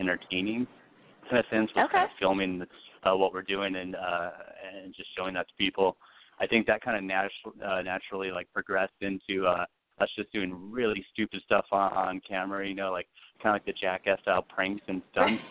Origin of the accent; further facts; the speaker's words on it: Phoenix, Arizona, United States; Born and raised in Phoenix, Arizona